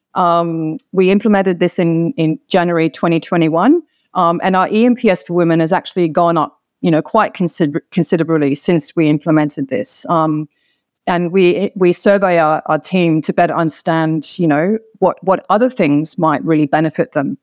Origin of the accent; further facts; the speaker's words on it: Hong Kong; moved away as an adult; now in Sydney, Australia; I'm originally from Hong Kong, of mixed race Hong Kong Chinese and Anglo background